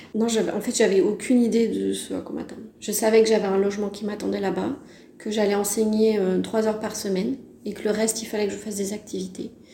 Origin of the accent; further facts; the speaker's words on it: Brittany, France; also born or lived in Decorah, Iowa, United States; je suis française, je viens de Bretagne plus précisément